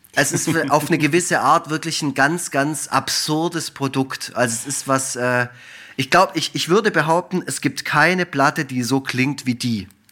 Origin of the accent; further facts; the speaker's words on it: Effringen, Baden-Württemberg, Germany; in Effringen, wo ich herkomme, im Schwarzwald